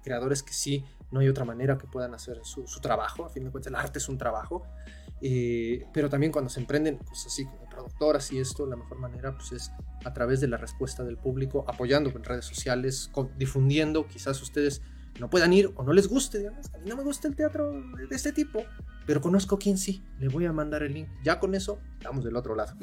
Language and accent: Spanish; Mexico City, Mexico; moved away as an adult; now in Cuautla, Mexico; nosotros somos de la Ciudad de México y hasta hace cuatro años eh, nos mudamos para acá después del temblor